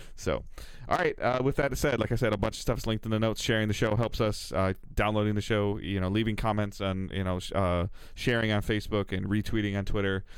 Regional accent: Detroit, Michigan, United States; I'm from Metro Detroit

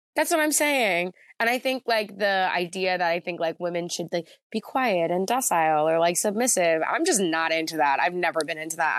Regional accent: Jackson, New Jersey, United States; moved away as an adult; now in Philadelphia, United States; I grew up in Jackson, New Jersey. Well, like, most of my life, I lived there from, like, second grade until I went to college

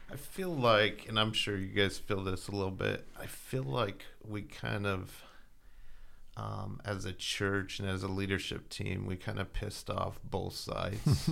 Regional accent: Southern California, United States; growing up in Southern California.

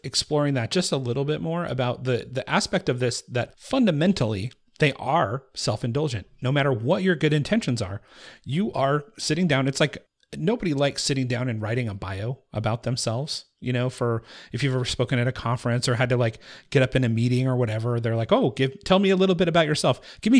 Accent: Appalachia, United States; born there; Well, I was born in the Appalachian Hills

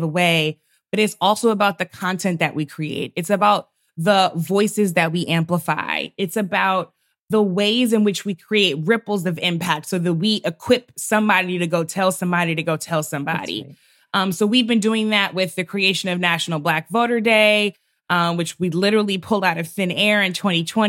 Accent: St. Louis, Missouri, United States; My father was a pastor of a large historic Black church in St. Louis, my hometown

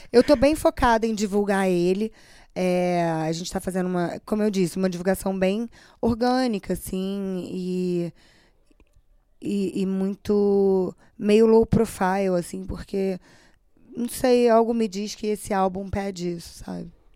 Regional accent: Brazil; eu sou brasileira, moro no Brasil

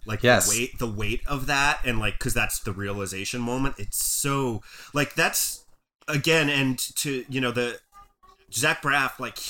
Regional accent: New Jersey, United States; I was a guy from New Jersey watching that.

